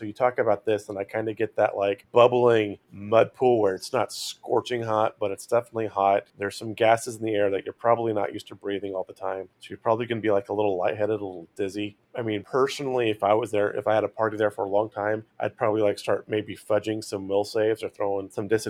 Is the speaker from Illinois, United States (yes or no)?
no; California, United States; where I grew up in California, there were some hot springs like Mammoth and near Shasta Lake